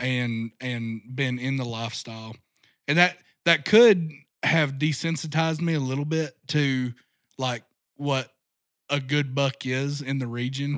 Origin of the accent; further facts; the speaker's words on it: Rogers, Arkansas, United States; grew up right here in Northwest Arkansas. Uh, my dad grew up in South Arkansas, but we moved up here when I was a year old. So, my entire growing up has been right here, uh, Rogers area